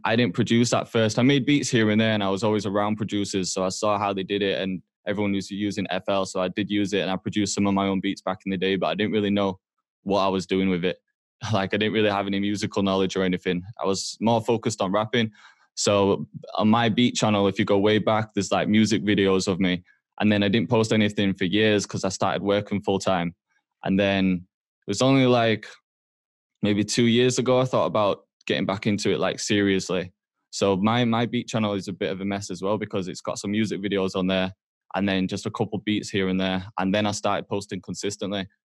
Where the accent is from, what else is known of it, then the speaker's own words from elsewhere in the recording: Huddersfield, Yorkshire and the Humber, United Kingdom; moved away as an adult; also born or lived in Toronto, Canada; now in Manchester, United Kingdom; I grew up in Huddersfield